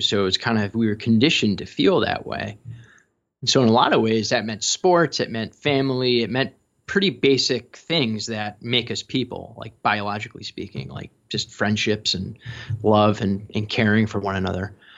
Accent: Chicago, Illinois, United States; growing up in Chicago

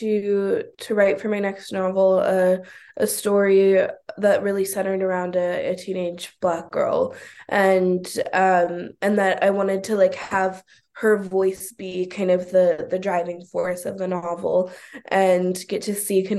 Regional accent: Oakland, California, United States; I'm born and raised in Oakland. I still live in Oakland

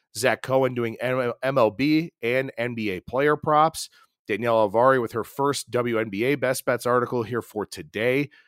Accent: Ohio, United States; the Buckeye State, my home state

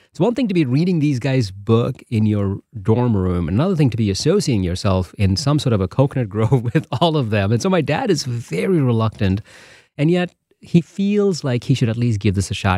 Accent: Bangalore, Karnataka, India; now in Holland, Michigan, United States; I'm from Bangalore

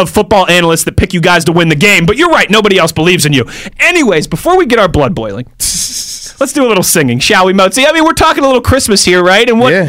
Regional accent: New Bedford, Massachusetts, United States; I'm from New Bedford, Massachusetts.

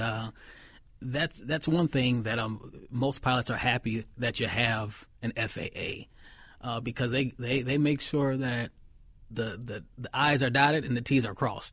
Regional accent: Minneapolis, Minnesota, United States; I grew up in North Minneapolis

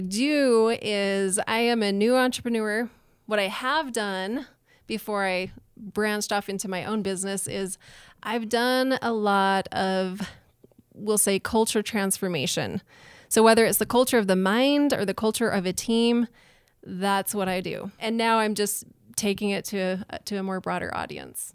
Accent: Utah, United States; also born or lived in New Orleans, Louisiana / Nashville, Tennessee; now in Idaho Falls, United States; I grew up in Utah. I've lived in New Orleans, Louisiana, Nashville, Tennessee, and now I live in Idaho Falls.

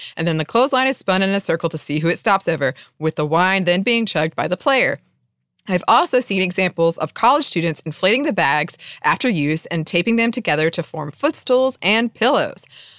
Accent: Australia; And in my mind, one of the most entertaining parts of being Australian.

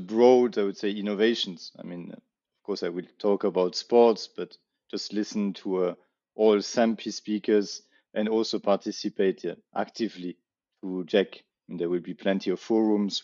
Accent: Paris, Île-de-France, France; we have the Olympic Games in my hometown this uh, summer

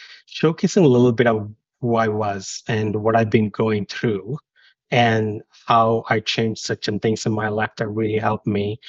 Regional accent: India; moved away as an adult; also born or lived in United Kingdom; I grew up in India, and I always look back my childhood

